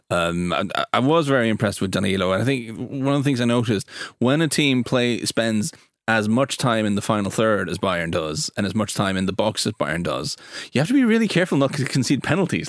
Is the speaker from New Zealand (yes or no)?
no; Norway; where I'm from in Norway